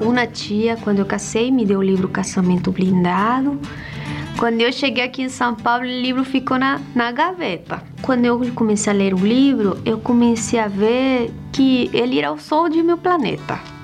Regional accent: Bolivia; eu sou da Bolívia

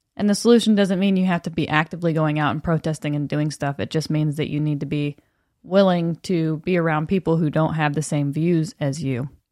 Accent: the South, United States; accent: Southern; now in Los Angeles, United States; I was Southern

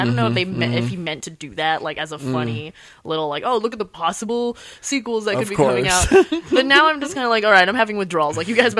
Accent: Lakewood, California, United States; also born or lived in Artesia, California / Norwalk, California / Philippines (ancestry); Well, I was born in Artesia and then right around like Norwalk area. Right. And then we moved out to Lakewood.

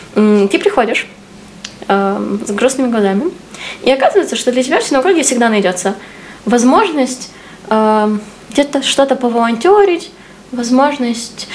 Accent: Ukraine; ты тут сидишь в максимальной своей культуре, то есть ты вот в городе, где ты вырос, там, с людьми, которые, на которых ты вырос, на там, историях, литературах, в которых ты вырос

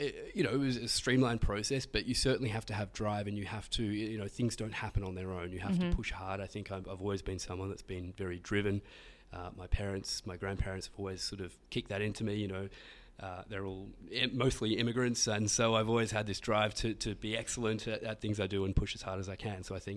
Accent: Australia; Yeah, it's we're very lucky. I think, you know, Australians have an E3 opportunity to obtain an E3 visa, very specialist visa program that's only given to Australian citizens.

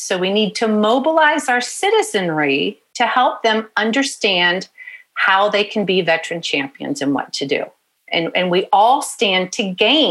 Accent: Pensacola, Florida, United States; born there; also born or lived in Paris, France; I was born in Pensacola, Florida. Dad was in pilot training. Then I went to preschool in a French-speaking preschool in Paris, France.

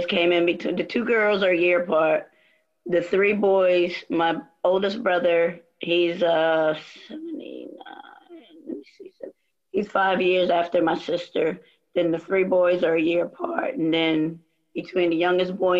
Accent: Trenton, New Jersey, United States; moved away as an adult; also born or lived in Wilmington, North Carolina / Virginia / Washington, District of Columbia, United States / Albany; I originally born and raised outside of Trenton, New Jersey

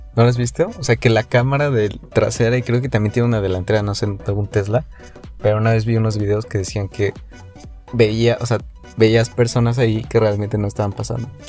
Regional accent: Mexico; Yo soy promedio. Soy el promedio mexicano.

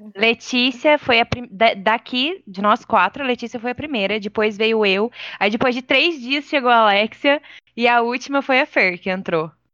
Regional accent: Vargem Grande do Sul, São Paulo, Brazil; eu sou do interior de São Paulo. Minha cidade chama Vargem Grande do Sul.

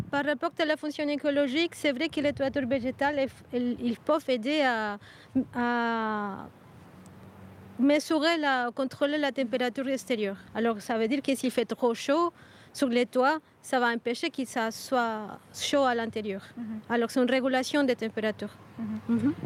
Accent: Colombia; now in Brussels, Belgium; je viens de Colombie

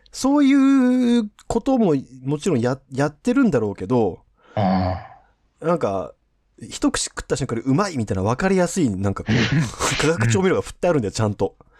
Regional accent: Kansai, Japan; 自分がその関西出身だからね

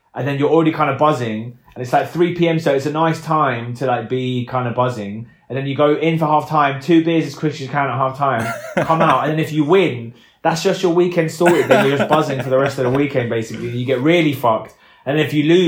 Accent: London, United Kingdom; I was born in Crouch End.

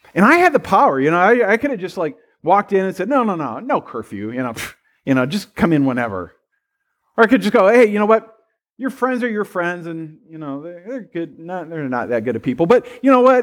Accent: United States; I was born in the United States of America.

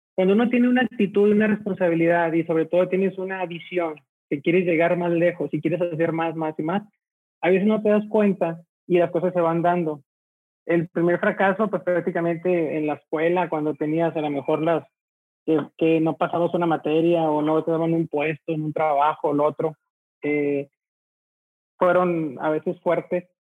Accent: Monterrey, Nuevo León, Mexico; nosotros aquí al momento de decir regios nos sentimos orgullosos primero por nuestra ciudad

